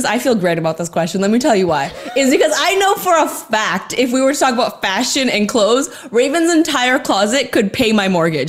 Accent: Toronto, Ontario, Canada; moved away; So I'm from Toronto.

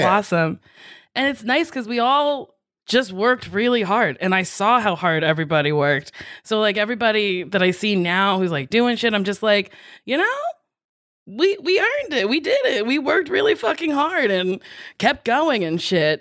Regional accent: Chicago, Illinois, United States; I'd only really spent time on the South Side.

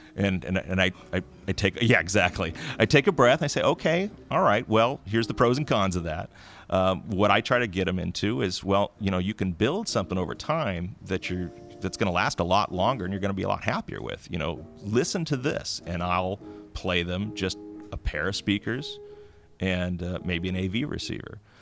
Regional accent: the Bay Area, California, United States; moved away as an adult; now in Humboldt County, United States; I grew up in the Bay Area, um, and I came up to do my undergraduate work at uh, the local university, Humboldt State University

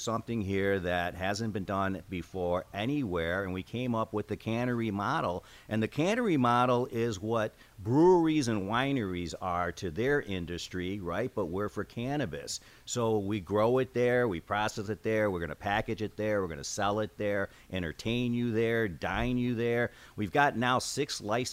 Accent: Chicago, Illinois, United States; I am born and raised in Chicago, and I still live there now

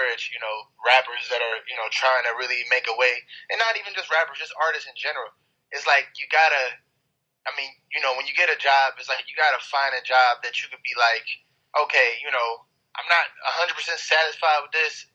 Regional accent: East Cleveland, Ohio, United States; also born or lived in Euclid, Ohio; I'm from East Cleveland.

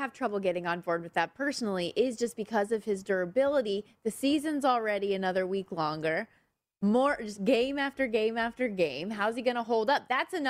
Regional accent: Las Vegas, Nevada, United States; I grew up here in Vegas

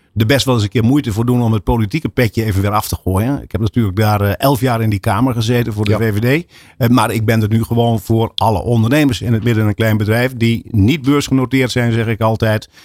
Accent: Assen, Drenthe, Netherlands; we komen ook uit Assen wonen in Assen

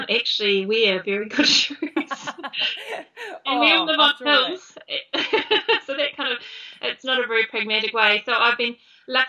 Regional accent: Christchurch, Canterbury, New Zealand; now in Wellington, New Zealand; I grew up in Christchurch in a normal street, in a normal childhood

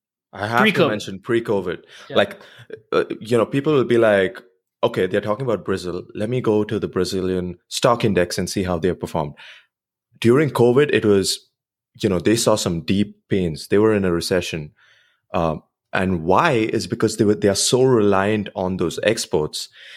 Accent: India; And outside of the US, growing up in India, at least, you know, 20 years back when it wasn't the India of today

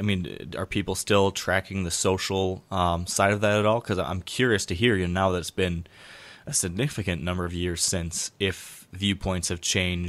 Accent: Michigan, United States; my home state of Michigan.

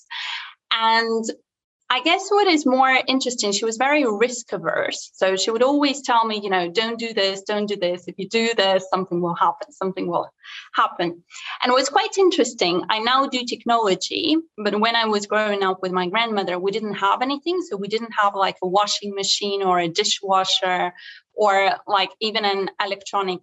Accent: Moscow, Russia; now in London, United Kingdom; I was born in Russia, just as you mentioned, and it was a small area called Solntsevo.

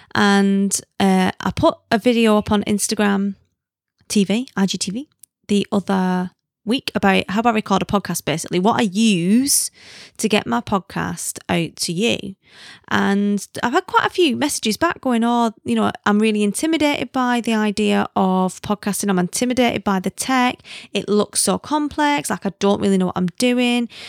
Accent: the north of England, United Kingdom; accent: northern; moved away; also born or lived in South Africa; I'm not a Londoner, you know that, because they can smell the northern on me

